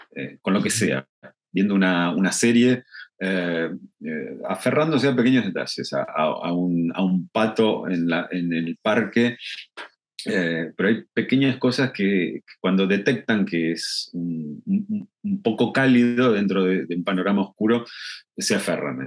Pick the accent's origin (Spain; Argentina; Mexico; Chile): Argentina; tenemos una frase en Argentina que es piantavotos